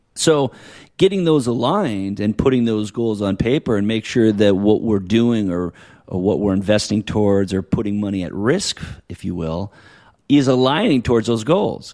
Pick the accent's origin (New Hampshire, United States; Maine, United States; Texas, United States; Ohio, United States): New Hampshire, United States; now in California, United States; I grew up in New Hampshire, right? I got family there and I live here in California.